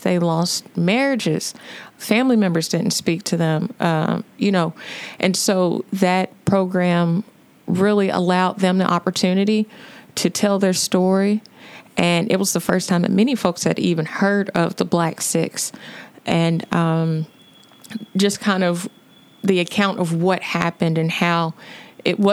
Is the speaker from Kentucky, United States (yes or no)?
yes; Louisville, Kentucky, United States; I'm born and raised in Louisville, went to the historic Central High School